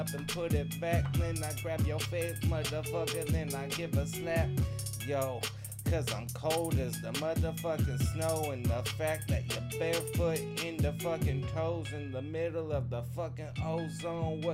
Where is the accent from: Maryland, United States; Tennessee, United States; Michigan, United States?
Tennessee, United States; Gallatin; I'm from Gallatin, Tennessee